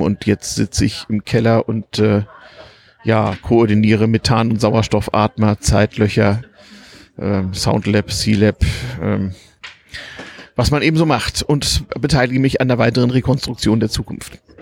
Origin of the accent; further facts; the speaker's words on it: Harz, Lower Saxony, Germany; Ich bin nämlich im Harz aufgewachsen